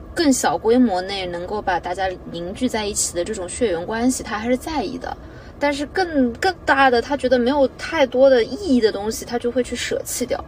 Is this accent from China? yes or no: yes; Jiaxing, Zhejiang, China; now in Shanghai, China; 我是嘉兴人